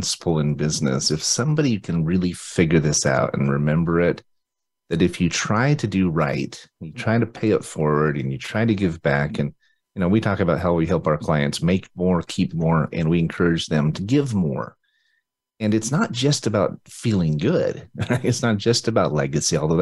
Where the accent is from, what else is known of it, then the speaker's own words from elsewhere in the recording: Utah, United States; I'm from Utah